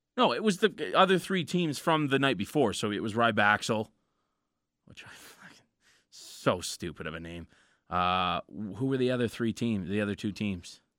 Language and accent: English; Canada; We're from Canada.